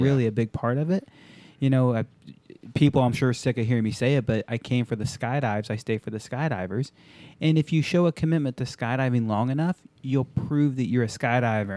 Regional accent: Japan; moved away; I grew up in Japan

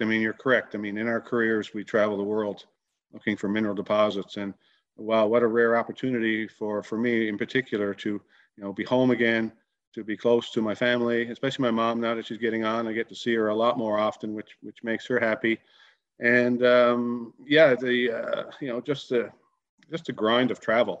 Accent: Grand Falls-Windsor, Newfoundland and Labrador, Canada; I'm a local boy in that I grew up in central Newfoundland. In fact, our flagship Moosehead project is only 20 kilometers east of my hometown, Grand Falls

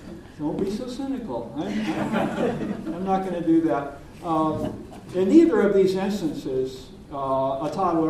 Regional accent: Deep South, United States; I'm from the Deep South

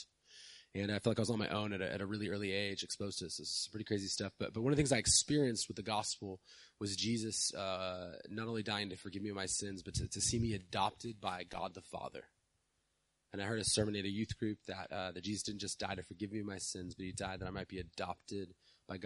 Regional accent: San Diego, California, United States; I grew up in South San Diego

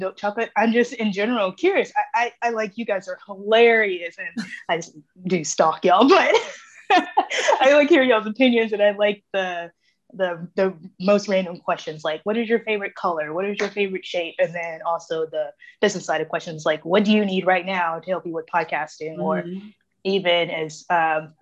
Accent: Springfield, United States; now in Memphis, United States; I was born in Springfield

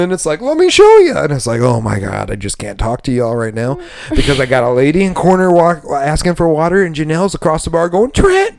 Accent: Michigan, United States; now in Key West, United States; I'm a Michigander. I am not a Wisconsiner or a Minnesotan.

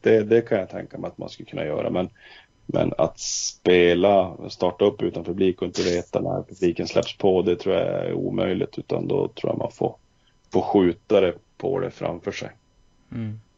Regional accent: Luleå, Norrbotten County, Sweden; moved away as an adult; now in Örnsköldsvik, Sweden; jag kommer från Luleå

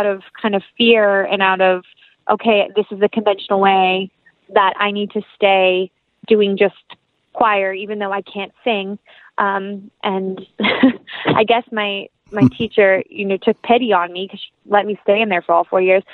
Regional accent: the South, United States; accent: country; I'm from the South, so it takes me one phone call to my best friend, and my country accent is there.

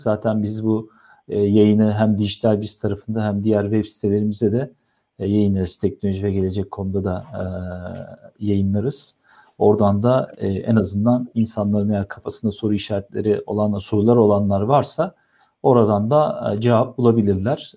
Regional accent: Istanbul, Turkey; 1979 yılında İstanbul'da doğdum

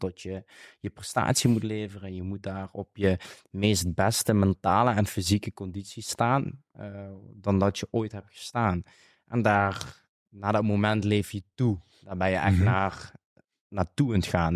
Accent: Limburg, Netherlands; accent: Limburgish dialect; Ik spreek dialect, natuurlijk omdat ik in, het zuiden woon van Nederland. En wij, als wij slaan eh, zeggen, zeggen we eigenlijk in het Limburgs houden. Dat is een, een Limburgs dialect

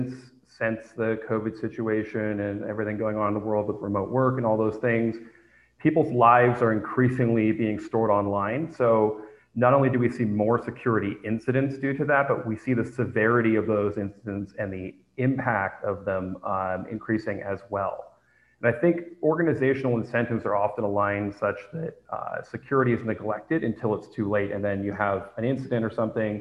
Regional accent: San Francisco, California, United States; moved away; I am originally from San Francisco

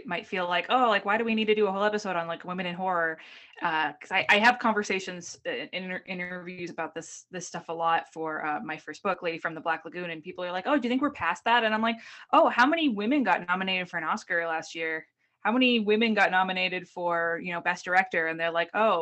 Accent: Boston, Massachusetts, United States; I grew up in New England in like a very, you know, Irish white place

